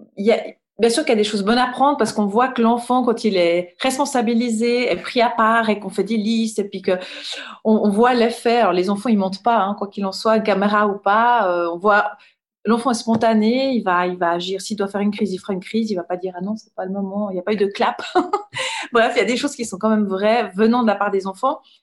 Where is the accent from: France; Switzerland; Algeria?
Switzerland; Rolle, Vaud; je viens de Rôle. C'est une petite ville, euh, village au bord du lac Léman, entre, euh, Lausanne et Genève. Et, bah, j'ai grandi là